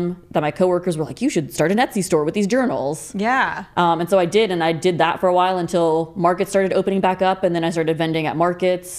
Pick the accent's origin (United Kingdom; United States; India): United States; Placerville, California; moved away as an adult; also born or lived in Berkeley; now in Chico, United States; I grew up in Placerville. That was a smaller town